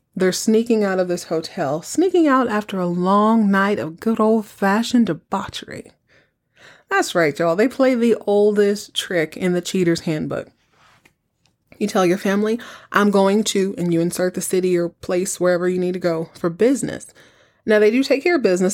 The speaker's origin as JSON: {"language": "English", "region": "Texas", "country": "United States", "tie": "born or raised there", "said": "I grew up in Texas"}